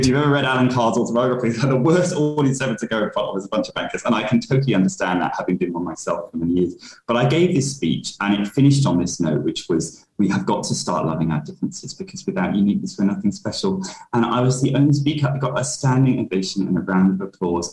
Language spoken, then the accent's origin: English; London, United Kingdom; I was born in London uh, yep. in 1985